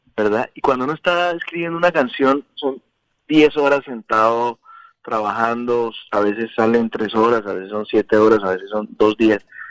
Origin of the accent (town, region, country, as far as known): Bogotá, Colombia; born or raised there